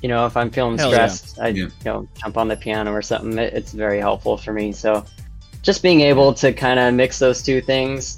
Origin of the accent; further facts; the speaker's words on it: Sacramento, California, United States; I'm from Sacramento, California, West Coast